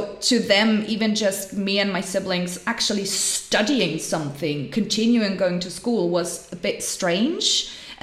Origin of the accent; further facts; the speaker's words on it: Switzerland; growing up in Switzerland, I mean, life is privileged here